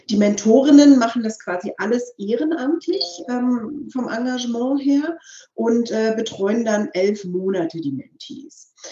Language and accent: German; East Germany, Germany; wir kommen ja klassisch aus der DDR. Mein Großvater hat in der DDR ähm, also ehemals DDR, Verzeihung bitte